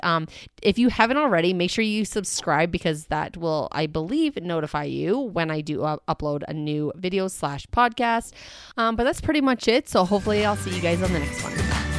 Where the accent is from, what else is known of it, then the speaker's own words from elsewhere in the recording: Canada; I'm Canadian. It's, like, in my blood, I'm a Canadian citizen